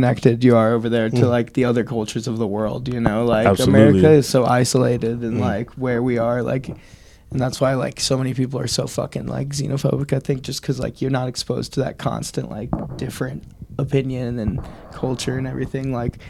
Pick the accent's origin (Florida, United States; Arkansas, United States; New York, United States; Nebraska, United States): Arkansas, United States; I'm from Arkansas.